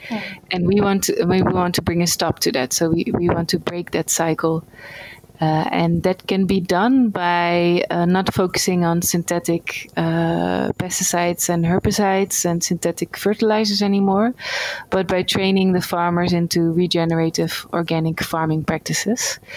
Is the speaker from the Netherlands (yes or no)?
yes; Netherlands; moved away as an adult; now in India; I'm from the Netherlands.